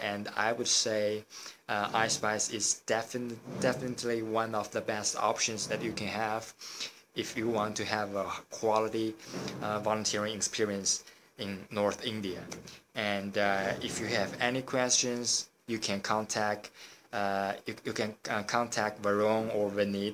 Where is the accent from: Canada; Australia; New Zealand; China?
China; I come from China